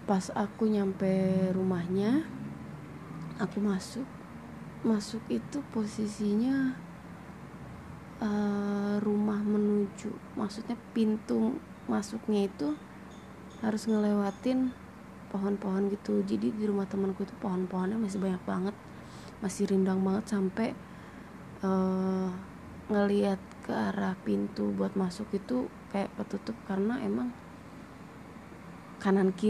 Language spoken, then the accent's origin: Indonesian; Cirebon, West Java, Indonesia; Aku berasal dari kota Cirebon.